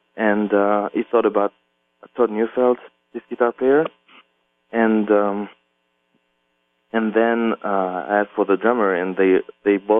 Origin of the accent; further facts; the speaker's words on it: La Chaux-de-Fonds, Neuchâtel, Switzerland; English is a second language; moved away as an adult; also born or lived in Paris, France / New York, United States; I grew up in a little town in Switzerland, Western Switzerland, called La Chaux-de-Fonds